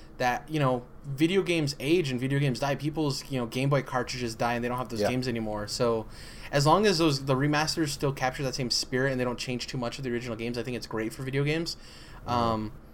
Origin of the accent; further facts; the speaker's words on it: New Mexico, United States; I'm from New Mexico, and there's quite a bit of, like, a Native American population here.